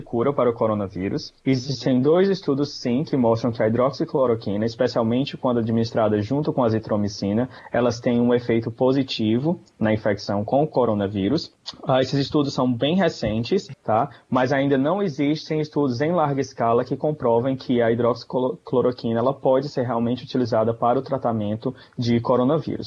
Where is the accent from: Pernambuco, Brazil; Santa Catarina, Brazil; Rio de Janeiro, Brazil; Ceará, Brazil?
Ceará, Brazil; Quixeramobim; moved away; eu sou de uma cidade no interior do Ceará, sou de Quixeramobim